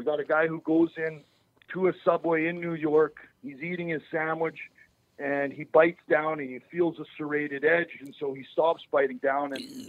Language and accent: English; Canada; I'm from Canada. Obviously, you guys, Minnesota. I mean, the weather forecast when I grew up was never accurate.